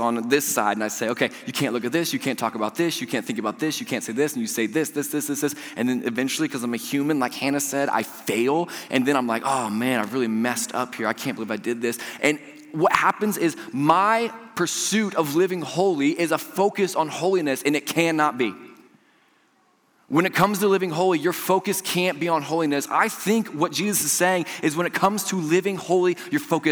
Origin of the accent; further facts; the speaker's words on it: Georgetown, Indiana, United States; I'm from Georgetown, I'm a Georgetown boy.